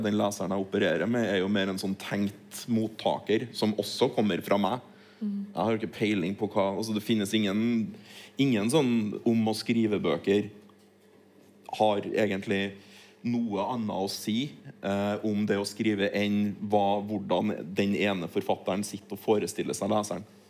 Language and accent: Norwegian; Norway; also born or lived in Troms; Jeg vokste opp på Tilienborg